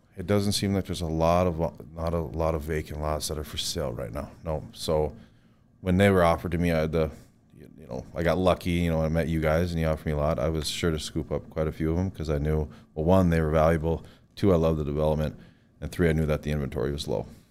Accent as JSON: {"language": "English", "town": "Williston", "region": "North Dakota", "country": "United States", "tie": "born or raised there", "moved": "as an adult", "lives_now": "Bismarck, United States", "said": "I was born in North Dakota in Williston. I yeah. grew up there."}